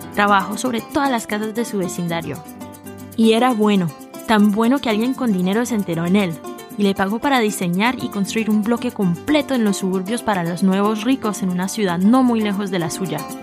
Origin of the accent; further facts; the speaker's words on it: New York City, New York, United States; estos dos inmigrantes colombianos se encontraron en Nueva York, se enamoraron, se casaron y me tuvieron a mí